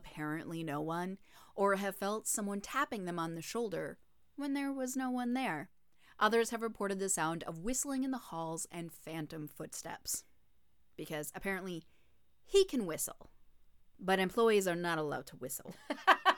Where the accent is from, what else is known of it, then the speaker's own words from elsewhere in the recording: Minnesota, United States; I'm from Minnesota, so I'm calling it pop